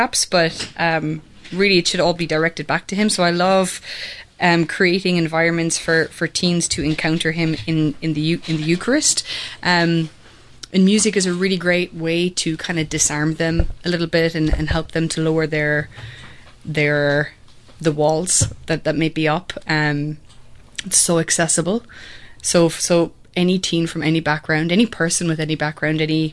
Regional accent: Kerry, Munster, Ireland; also born or lived in Limerick, Ireland; now in Atlanta, United States; I grew up in Ireland, and I was born in Limerick, but my parents both grew up in Kerry, and all the family was back in Kerry. So when I was about 8, our family moved back to Kerry

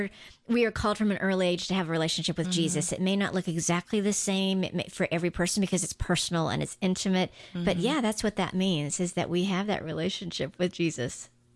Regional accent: Guam; also born or lived in Nashville; I grew up on Guam. Guam is 98% Catholic, like every village has a patron saint.

